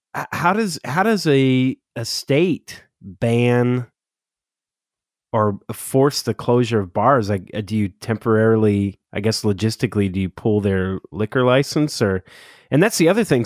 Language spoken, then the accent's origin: English; Southern California, United States; now in Oregon, United States; I'm originally from SoCal, which I know that'll shock a lot of native Oregonians, um, that a Southern California transplant lives here now